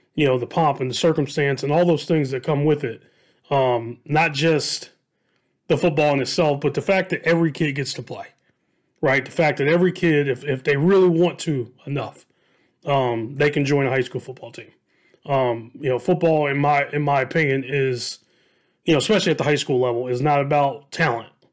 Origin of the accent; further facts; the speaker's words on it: Dayton, Ohio, United States; I'm from Southwest Ohio, born and raised